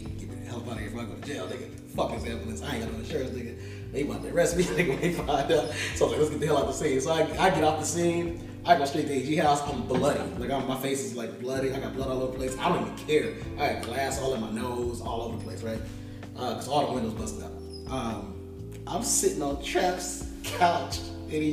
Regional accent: Los Angeles, California, United States; you from LA, right? I was like, yeah.

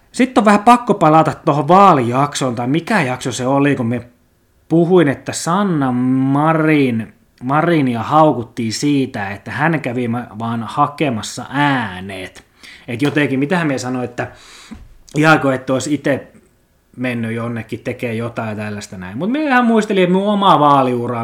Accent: Lappeenranta, South Karelia, Finland; me pelasin pienenä junnuna tuolla Mäkikadulla Kimpisessä Lappeenrannan eliittialueella

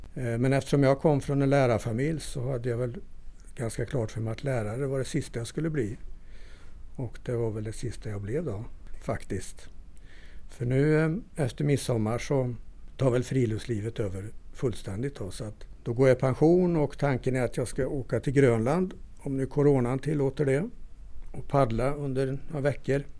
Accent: Torsby, Värmland, Sweden; moved away; also born or lived in Östersund / Stöllet; kommer ursprungligen från Torsby

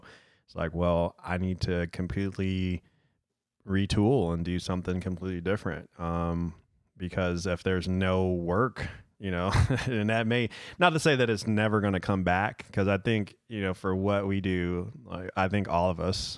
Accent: Detroit, Michigan, United States; I'm from Detroit

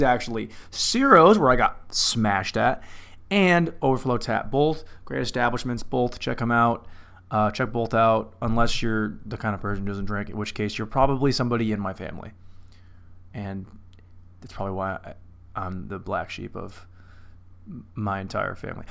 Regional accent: Lynden, Washington, United States; moved away; in Linden, my hometown

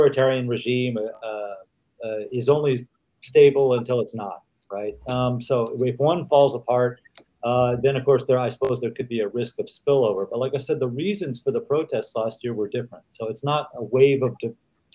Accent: United States; moved away as an adult; I grew up, again, in the United States

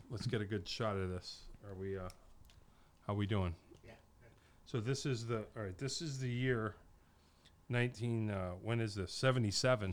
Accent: Wallingford, Connecticut, United States; there was one in Wallingford in, in my hometown.

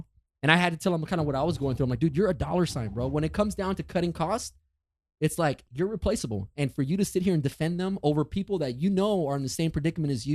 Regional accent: Jalisco, Mexico; moved away; Born in Mexico, bro. Like, born in Mexico

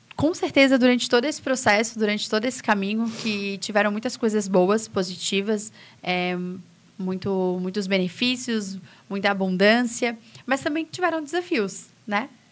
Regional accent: São José, Santa Catarina, Brazil; moved away as an adult; now in Santo Amaro da Imperatriz, Brazil; Eu sou lá de São José e agora minha vida está aqui

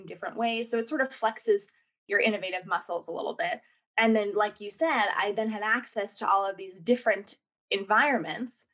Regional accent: New York, United States; accent: American; moved away as an adult; also born or lived in New Orleans / Los Angeles; now in United Kingdom; I'm clearly, from my accent, American. I was born and raised in New York

